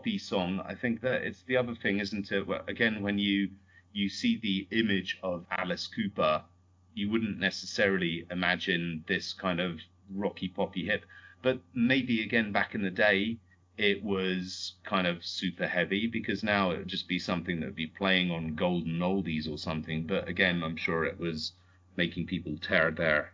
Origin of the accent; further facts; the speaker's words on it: United Kingdom; also born or lived in Canada; I'm British, but I'm also Canadian, although you can't really tell from my accent, because my mum grew up in Canada.